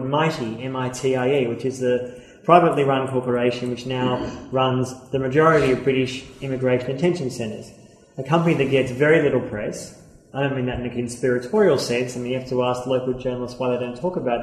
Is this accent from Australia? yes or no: yes; Australia; accent: Australian; I'm Australian, as you can tell by my accent